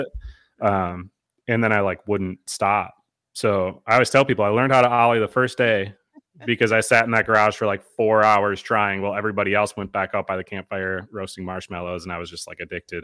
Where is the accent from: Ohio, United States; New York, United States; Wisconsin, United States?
Wisconsin, United States; Eau Claire; also born or lived in Duluth, Minnesota / Minneapolis, Minnesota; Eau Claire, Wisconsin's my hometown. I've lived there since I was two